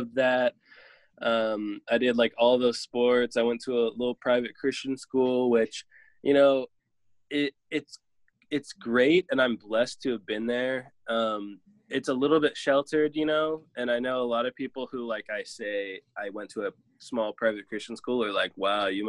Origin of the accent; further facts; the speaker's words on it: Aloha, Oregon, United States; born and raised in Oregon